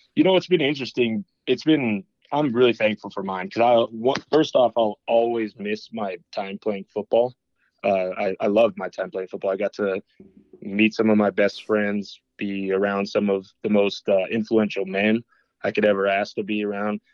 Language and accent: English; Boulder, Colorado, United States; moved away as an adult; also born or lived in Lincoln, Nebraska; I was from Boulder.